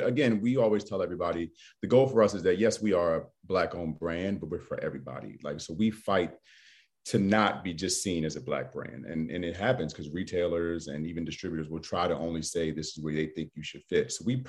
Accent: Baltimore, Maryland, United States; I'm from Baltimore, got tons of friends in DC, Maryland area

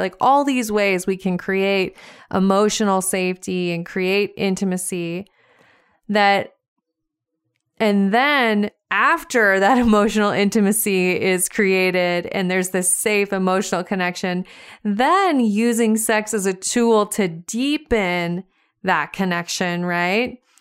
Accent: Montana, United States; I was driving around my hometown, small town Montana

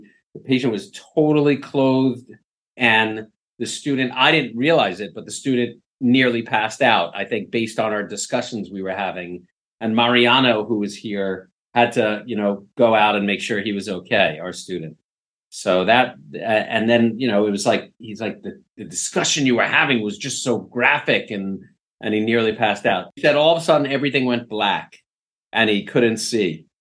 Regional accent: New York City, New York, United States; growing up in New York City, you know, in a tiny apartment

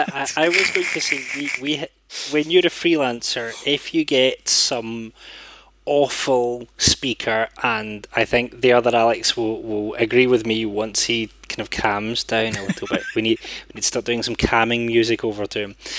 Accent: Scotland, United Kingdom; as a Scottish interpreter

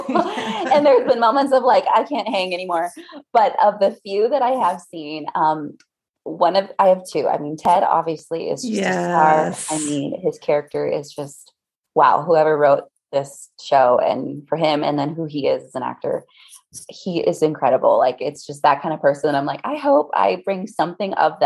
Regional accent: Midwest, United States; now in Maui, United States; I'm a Midwest girl through and through, which the irony, I was raised though by a Colombian mother who is just, so it was just incredible, just little mix there of growing up in the Midwest

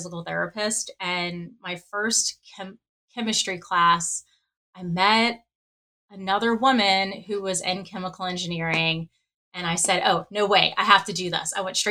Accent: New Orleans, Louisiana, United States; when I grew up in New Orleans, I went to an all-girls high school

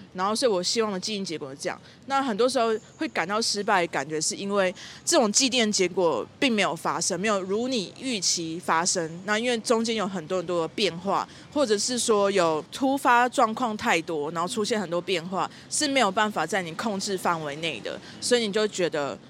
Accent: southern Taiwan, Taiwan; moved away; 因为我是从南部来嘛，我是南部小孩

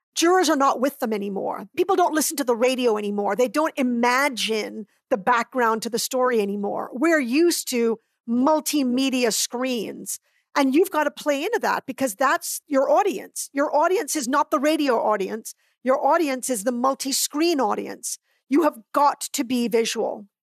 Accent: Barbados; also born or lived in Trinidad; now in United States; I was born in Trinidad and raised in Barbados.

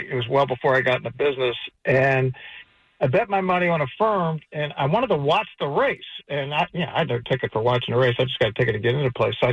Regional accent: Baltimore, Maryland, United States; moved away; I grew up in Baltimore, so I'm a Preakness guy.

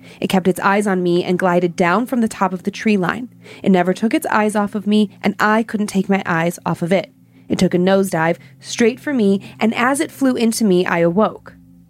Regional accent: Planada, California, United States; now in Atlanta, United States; I'm from Planada, California, and I've been living in Atlanta, Georgia since 2013.

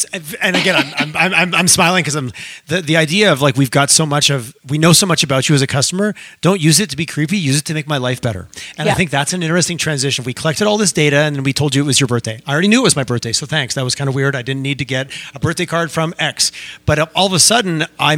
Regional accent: Eastern Canada, Canada; now in Western Canada; again, I grew up in Eastern Canada and there was a little bit of, it was a little bit more competitive in the sense

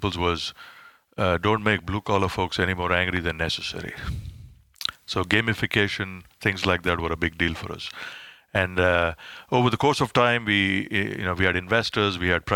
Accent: India; moved away as an adult; also born or lived in Silicon Valley; now in United States; I grew up in India.

